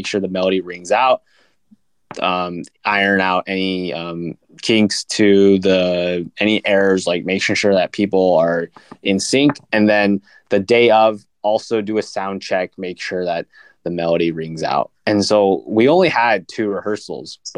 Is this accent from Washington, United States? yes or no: yes; Camas, Washington, United States; we're both from the Camas Washington area, and that's really close to Portland, Oregon